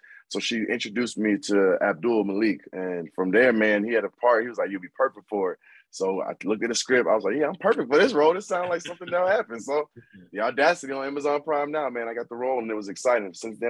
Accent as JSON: {"language": "English", "town": "Miami", "region": "Florida", "country": "United States", "tie": "born or raised there", "also_born_or_lived": "Boynton Beach, Florida", "said": "So I'm originally from Boynton Beach, Florida, but I moved to Miami when I was young. So I claim both. I claim both Boynton and Miami."}